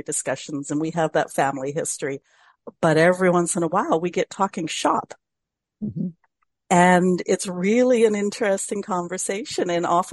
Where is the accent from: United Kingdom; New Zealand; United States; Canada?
Canada; as a Canadian